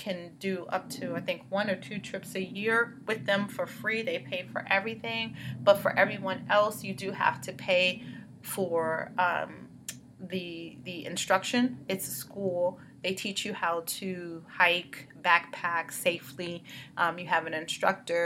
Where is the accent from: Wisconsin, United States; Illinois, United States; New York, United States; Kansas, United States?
New York, United States; New York City; also born or lived in Bronx; I grew up in Brooklyn